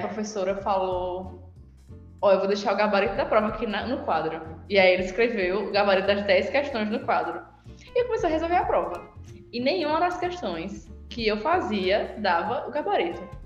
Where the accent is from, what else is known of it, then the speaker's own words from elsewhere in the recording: Ceará, Brazil; moved away as an adult; now in Paraíba, Brazil; aqui na Paraíba, eu sou do Ceará